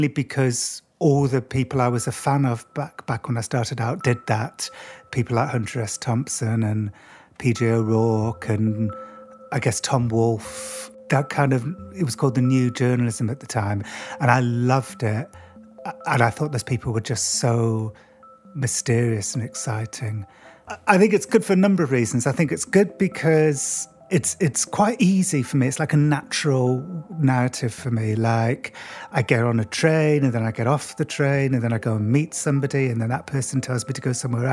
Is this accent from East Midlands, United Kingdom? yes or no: no; Cardiff, Wales, United Kingdom; When I was a kid in school, growing up in Cardiff in Wales, I was kind of the outsider